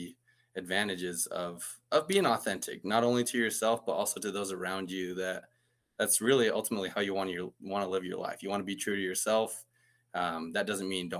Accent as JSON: {"language": "English", "town": "Muleshoe", "region": "Texas", "country": "United States", "said": "I'm actually from a small town called Muleshoe."}